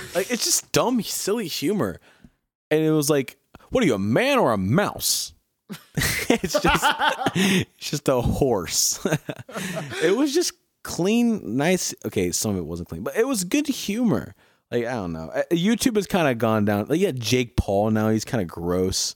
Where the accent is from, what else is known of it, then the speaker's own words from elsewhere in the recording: Milford, United States; moved away; growing up in Milford when I used to live there